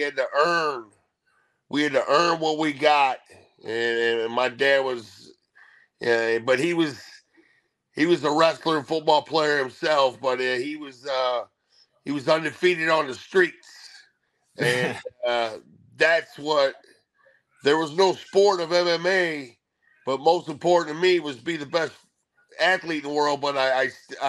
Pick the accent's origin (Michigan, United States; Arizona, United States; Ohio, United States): Ohio, United States; also born or lived in Columbus, Ohio; I'm from Ohio, man. I've been in Ohio my whole life. I live in Columbus, Ohio for the last 30, 40 years, but I grew up 2 hours north